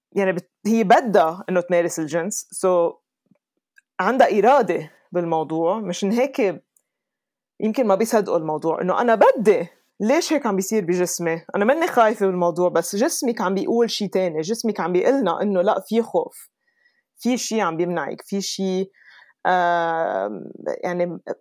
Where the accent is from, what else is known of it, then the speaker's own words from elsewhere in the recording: Lebanon; moved away as an adult; also born or lived in Dubai, United Arab Emirates / London, United Kingdom / New York, United States / California, United States; now in Colorado, United States; ربيت بلبنان بس سافرت كتير